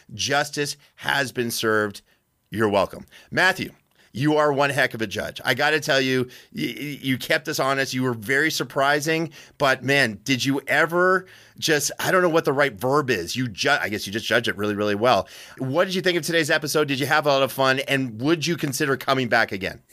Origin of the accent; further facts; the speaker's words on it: Canada; now in United States; I'm a Canadian immigrant to this great country